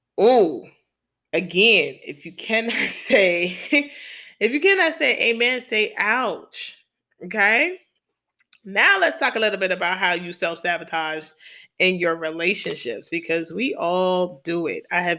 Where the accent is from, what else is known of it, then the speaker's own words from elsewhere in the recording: New York City, New York, United States; I'm from New York City. I come from the hood.